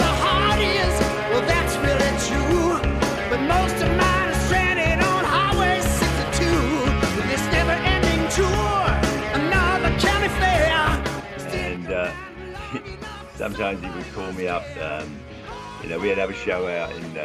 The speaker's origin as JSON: {"language": "English", "region": "London", "country": "United Kingdom", "tie": "born or raised there", "moved": "yes", "said": "I was the only 12-year-old kid in Southwest London"}